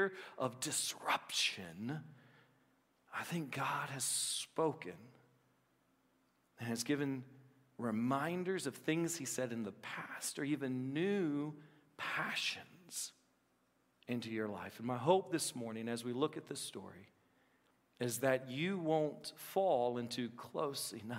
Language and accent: English; Appalachia, United States; I'm Appalachian.